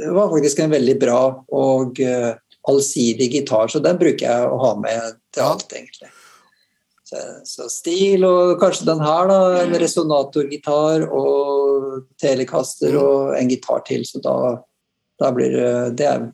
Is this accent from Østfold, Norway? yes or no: yes; Halden, Østfold, Norway; jeg kommer fra Halden, på grensen eh, nære Strømstad.